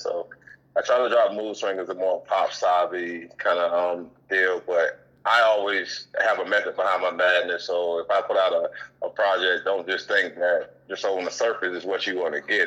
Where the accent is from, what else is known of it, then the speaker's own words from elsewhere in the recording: Savannah, Georgia, United States; now in York, Pennsylvania, United States; I'm from Savannah, Georgia